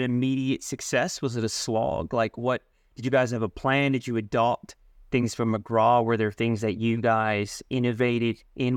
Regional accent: Sydney, New South Wales, Australia; I was born in Australia. We were in the western suburbs.

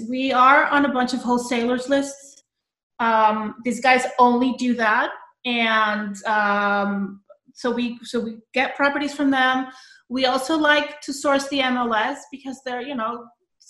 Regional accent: Colombia; moved away as an adult; also born or lived in New York City; now in Long Island, United States; I was born in Colombia

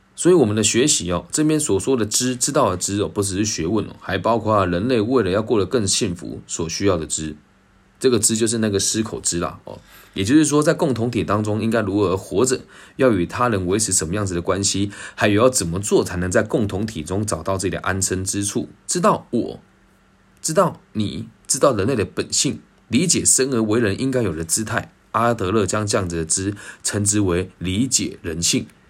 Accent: Taiwan; 毕竟我的坐标在台湾

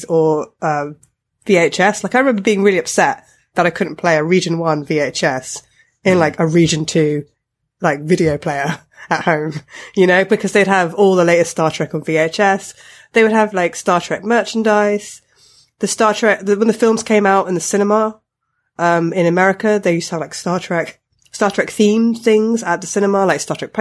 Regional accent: United Kingdom; I'm British and I have grown up in Britain, I wasn't born in this country

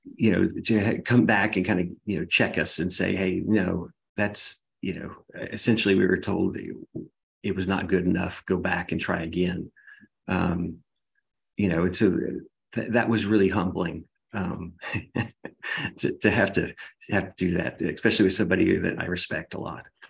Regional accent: Baton Rouge, Louisiana, United States; now in Texas, United States; I'm from Baton Rouge, Louisiana, originally

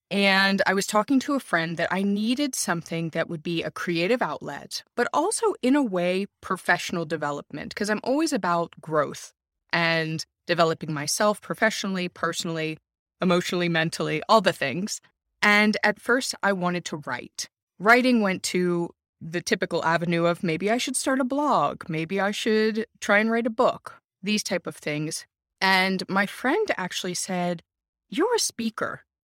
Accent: United States; now in Germany; I'm an American, married to a Finn, raising kids in Germany. I lived all around the US growing up. My parents also lived abroad. My father was multilingual.

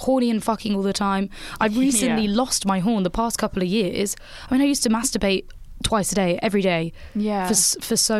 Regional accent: England, United Kingdom

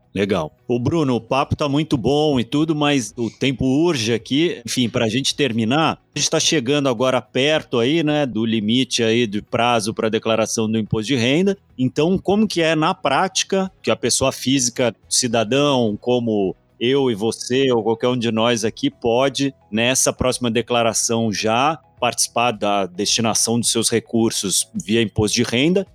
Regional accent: Brazil; bom brasileiro

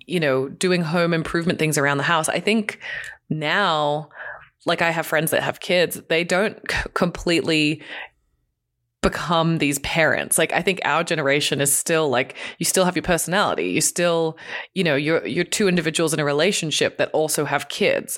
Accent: Hong Kong; moved away; I grew up in Hong Kong in a tiny apartment with two siblings

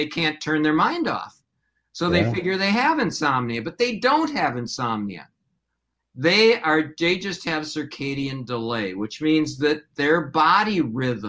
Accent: Hopkins, Minnesota, United States; also born or lived in Detroit, Michigan; I grew up in Minnesota. I grew up in Hopkins.

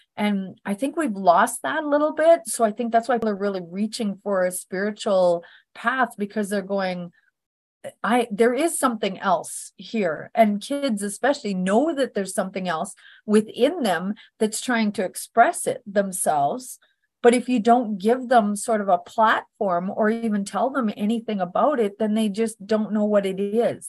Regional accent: Northern Alberta, Canada; I was born in Northern Alberta, Canada

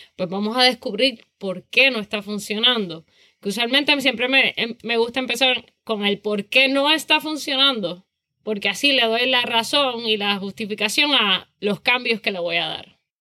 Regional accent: Toa Baja, Puerto Rico; also born or lived in San Juan, Puerto Rico / Savannah, United States; nací en San Juan, criada en Toa Baja

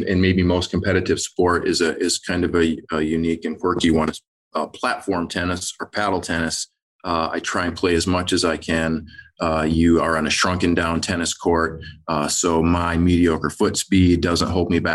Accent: Michigan, United States; I grew up in Michigan

